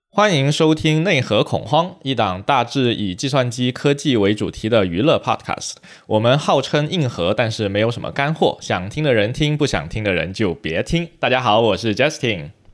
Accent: China; 我们在中国长大

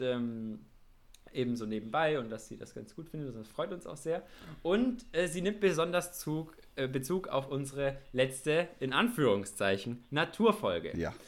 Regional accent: Nuremberg metropolitan area, Bavaria, Germany; wir sind ja beide hier in dem Großraum Nürnberg aufgewachsen

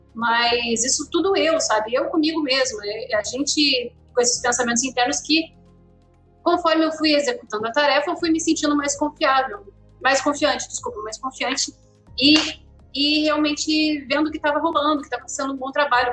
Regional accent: Rio Grande do Sul, Brazil; moved away as an adult; now in Rio de Janeiro, Brazil; sou do Rio Grande do Sul, eu vim morar no Rio de Janeiro para trabalhar com animação

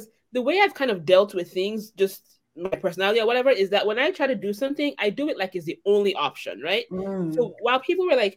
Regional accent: Nigeria; I'm Nigerian

